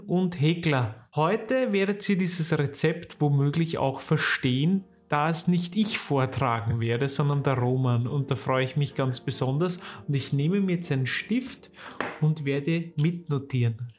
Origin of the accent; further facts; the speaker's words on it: Weinviertel, Lower Austria, Austria; moved away; wenn ich in meine alte Heimat komme und ins Weinviertel rausfahre